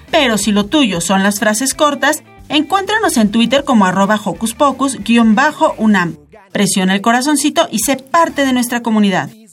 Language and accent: Spanish; Mexico